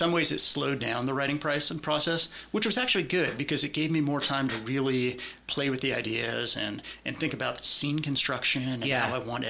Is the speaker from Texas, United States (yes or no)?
no; Concord, California, United States; So I'm from Northern California originally, born in Concord, moved around quite a bit.